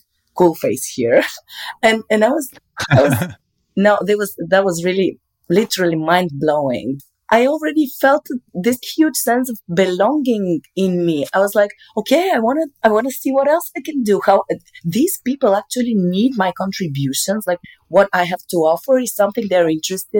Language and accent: English; Bulgaria; moved away as an adult; also born or lived in Germany; in Bulgaria, which is my home country